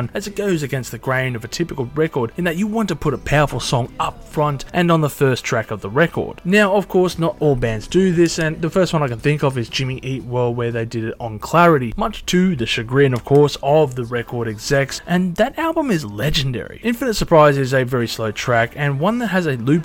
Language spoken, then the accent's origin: English; Australia